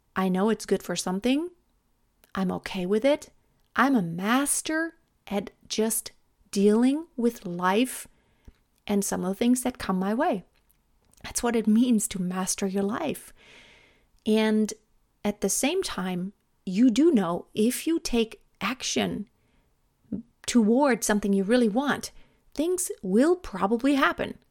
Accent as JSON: {"language": "English", "country": "Germany", "also_born_or_lived": "United States", "second_language": "English", "moved": "as an adult", "said": "English may not be my native language, but I love speaking English. Um, I am from Germany"}